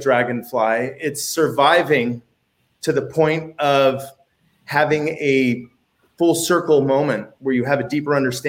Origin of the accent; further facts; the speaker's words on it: Pleasanton, California, United States; growing up in Pleasanton